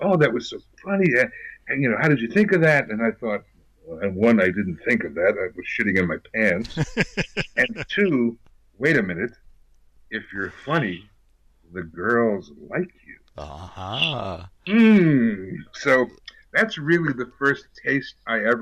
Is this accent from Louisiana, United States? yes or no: no; New York City, New York, United States; moved away as an adult; also born or lived in New Rochelle, New York / California; I grew up in New York City and did my first play in sixth grade